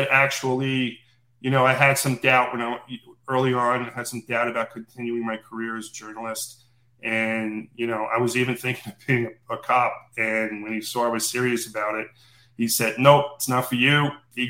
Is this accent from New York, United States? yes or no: yes; New York City, New York, United States; I grew up in Brooklyn